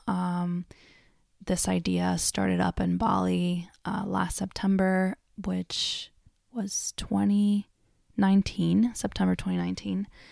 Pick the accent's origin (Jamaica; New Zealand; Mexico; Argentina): Argentina; moved away; I grew up in Argentina